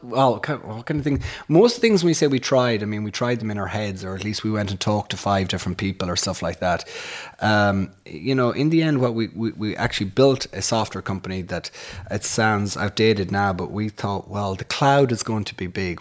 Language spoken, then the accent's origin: English; Castleconnor, Connacht, Ireland; moved away as an adult; we grew up on a farm in the, in, in a place called Castle Conner